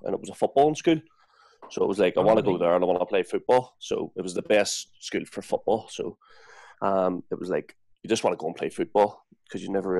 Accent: Belfast, Northern Ireland, United Kingdom; born or raised there; moved away as an adult

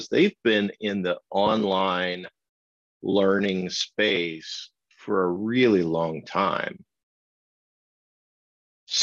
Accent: Kansas, United States; moved away; also born or lived in Minnesota; I grew up in Kansas

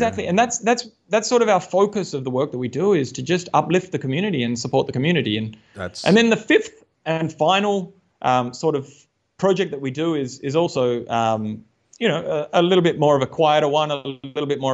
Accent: Australia; moved away as an adult; also born or lived in Tasmania; now in Uttarakhand, India; growing up in Australia

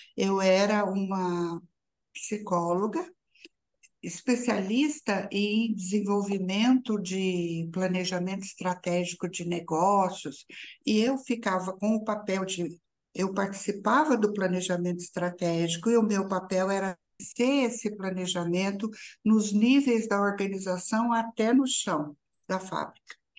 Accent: São João da Boa Vista, São Paulo, Brazil; moved away; da cidade onde eu nasci e que voltei, que é São João da Boa Vista

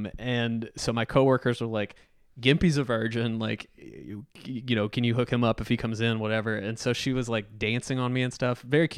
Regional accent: North Carolina, United States; from North Carolina

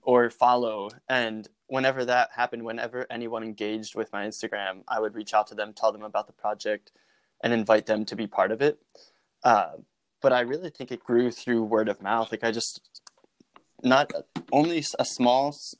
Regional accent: Norristown, Pennsylvania, United States; from Norristown, Pennsylvania

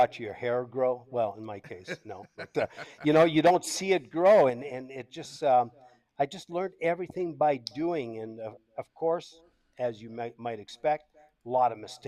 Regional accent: Canada; accent: French Canadian; first language French; English is a second language; moved away as an adult; also born or lived in Tampa, Florida, United States / Costa Rica; now in Brazil; I'm Canadian. Moved to Tampa, Florida in 1992

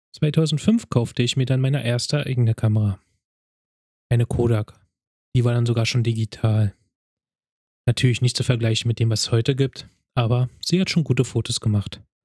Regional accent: Berlin, Germany; Ich wurde 1985 in Berlin geboren, bin dort auch aufgewachsen

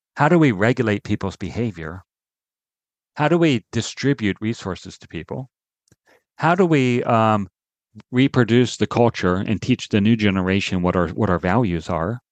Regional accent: Maryland, United States; I grew up in Maryland

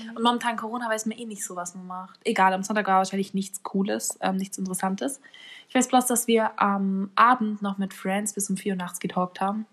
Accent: Bavaria, Germany; bei uns in Bayern

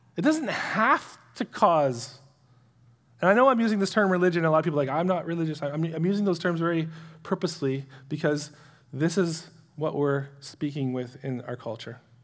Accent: Canada; as a Canadian citizen

